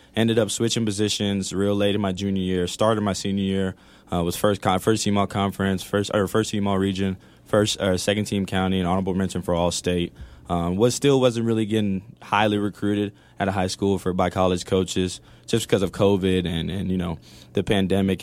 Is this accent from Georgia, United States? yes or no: yes; Atlanta, Georgia, United States; moved away as an adult; now in El Paso, United States; I grew up in Atlanta, Georgia